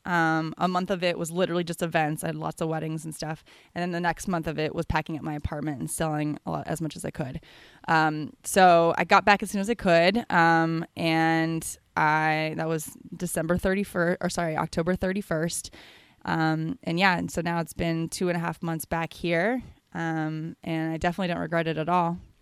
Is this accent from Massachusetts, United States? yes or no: no; San Francisco, California, United States; moved away as an adult; now in Bali, Indonesia; I'm from San Francisco, California.